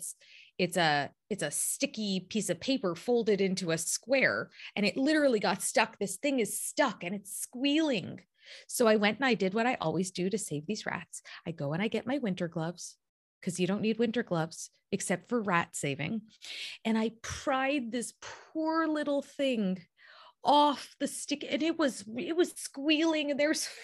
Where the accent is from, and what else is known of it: Toronto, Ontario, Canada